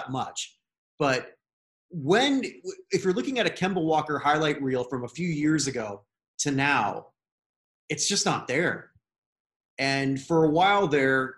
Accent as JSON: {"language": "English", "country": "Canada", "said": "I'm a Canadian"}